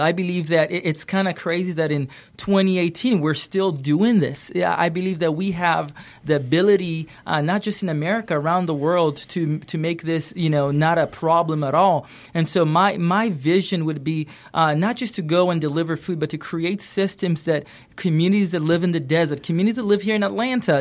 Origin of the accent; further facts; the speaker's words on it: Kenya; I grew up in Kenya